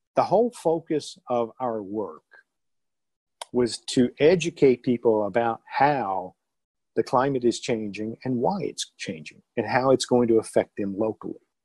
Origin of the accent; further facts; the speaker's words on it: Southeast, United States; moved away as an adult; also born or lived in Oklahoma City, Oklahoma / Wichita, Kansas; now in Columbia, United States; I grew up in the Southeast